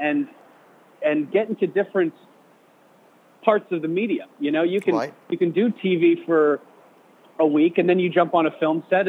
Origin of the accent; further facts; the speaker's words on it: West Lafayette, Indiana, United States; moved away as an adult; also born or lived in Chicago; I grew up around Purdue University in Indiana